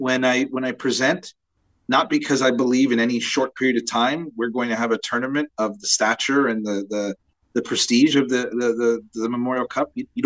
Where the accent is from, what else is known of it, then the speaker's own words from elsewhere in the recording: Ontario, Canada; I'm from Ontario. I know our landscape very well.